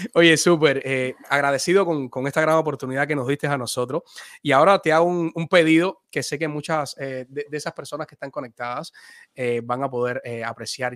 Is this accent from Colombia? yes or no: no; Cuba; mi paisano